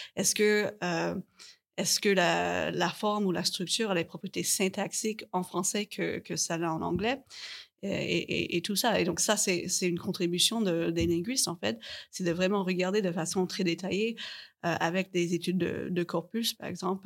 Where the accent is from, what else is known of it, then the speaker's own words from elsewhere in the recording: Canada; je viens du Canada